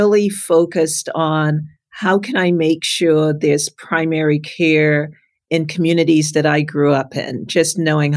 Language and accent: English; New York City, New York, United States; also born or lived in Trinidad; I'm from Brooklyn, New York